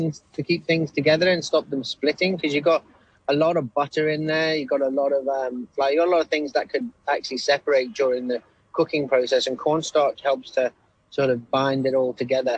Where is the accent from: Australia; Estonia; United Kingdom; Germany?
United Kingdom; Liverpool, North West England; I'm from Liverpool and we didn't have biscuits.